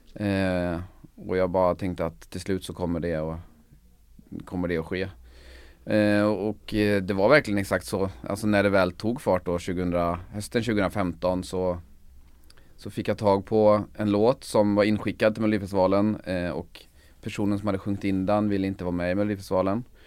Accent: Sweden; mitt pojkrum i, hemma i Sönjunga

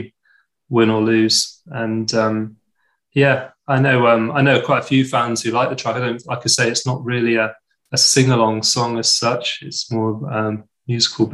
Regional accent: the Southwest, South West England, United Kingdom; I was raised in the Southwest

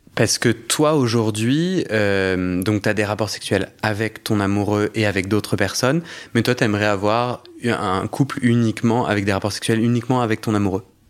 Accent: Versailles, Île-de-France, France; j'ai grandi à Versailles

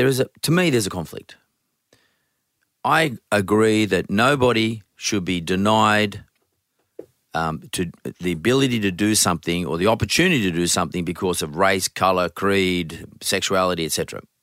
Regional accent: Australia; We're Australian. Why wouldn't you consider us?

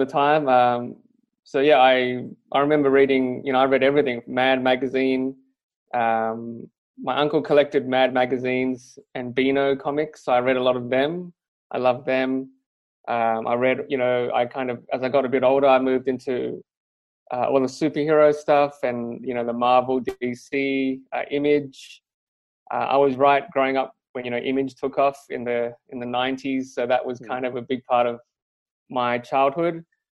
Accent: Perth, Western Australia, Australia; I'm from Perth. I grew up in Perth, which is even smaller than Melbourne and Sydney

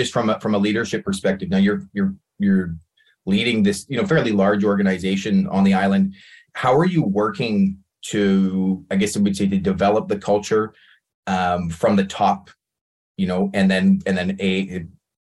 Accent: Nanaimo, British Columbia, Canada; I'm born and raised in Nanaimo

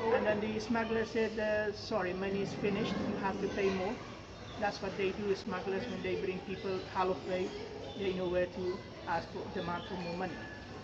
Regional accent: Herat, Afghanistan; English is a second language; also born or lived in Iran; now in Cardiff, United Kingdom; I am from Afghanistan, a province called Herat

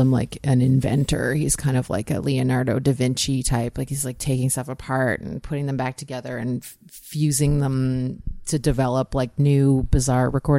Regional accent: Peterborough, Ontario, Canada; moved away as an adult; now in St. John's, Canada; My parents live in Peterborough. Yeah, I'm from Peterborough, Ontario

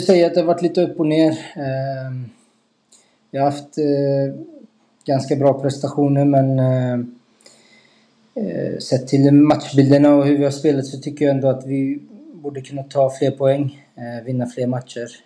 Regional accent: Skövde, Västra Götaland, Sweden; moved away; also born or lived in Degerfors; familjen i Skövde

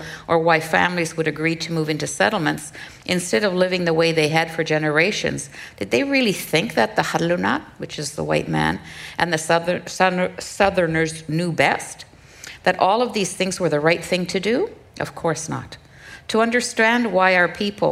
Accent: Kuujjuaq, Quebec, Canada; English is a second language; my hometown of Kudjua

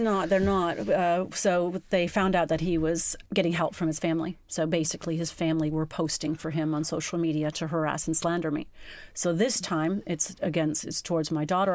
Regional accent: United States; moved away as an adult; also born or lived in England; now in United Kingdom; I'm not English and, and living in another country, I think they just thought, Gosh, she's a paranoid American

